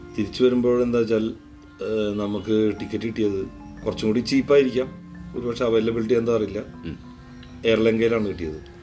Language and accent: Malayalam; Thrissur, Kerala, India; ഞാൻ ജനിച്ച സ്ഥലം